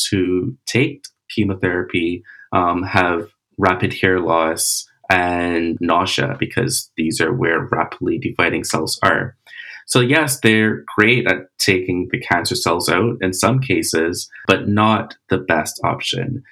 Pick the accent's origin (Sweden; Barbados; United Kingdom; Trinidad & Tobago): Barbados; I'm from Barbados.